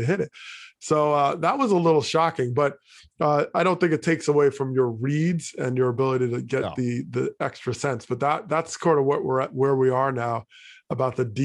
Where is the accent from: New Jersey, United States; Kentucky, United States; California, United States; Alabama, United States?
New Jersey, United States; Teaneck; also born or lived in Hackensack, New Jersey; I grew up in Teaneck, New Jersey